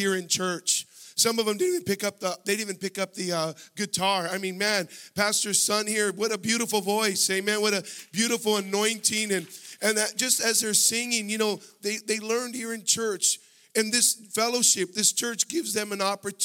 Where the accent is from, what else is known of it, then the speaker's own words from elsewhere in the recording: Los Angeles, California, United States; now in Washington, United States; I was born and raised here. I was raised in San Fernando Valley